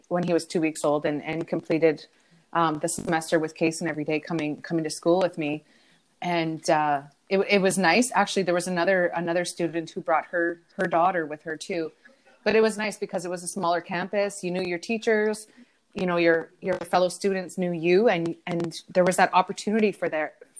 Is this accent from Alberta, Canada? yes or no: no; Thunder Bay, Ontario, Canada; also born or lived in Sault Ste. Marie; I grew up in Thunder Bay. I spent a couple of years in Sault Ste. Marie during high school